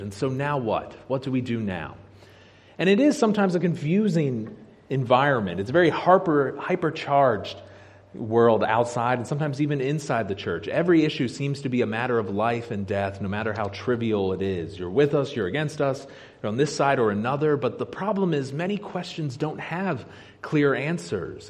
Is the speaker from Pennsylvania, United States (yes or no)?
yes; Harrisburg, Pennsylvania, United States; I grew up here in the Harrisburg area